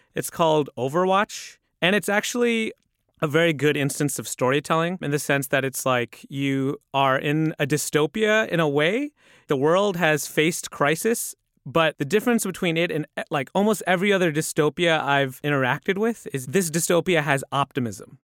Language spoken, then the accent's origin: English; United States; I grew up in a, in a way where I had to figure out what Muslim meant for me in America